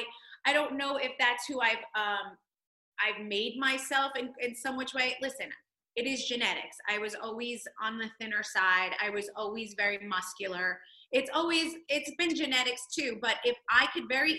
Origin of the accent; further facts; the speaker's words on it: Toms River, New Jersey, United States; I'm from Toms River, New Jersey. I grew up on the beach